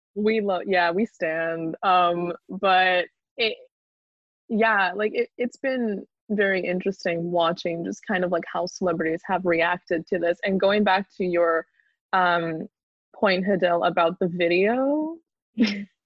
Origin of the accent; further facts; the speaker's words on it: Canada; moved away as an adult; now in Brighton, United Kingdom; I'm Canadian. So I'm here on a student visa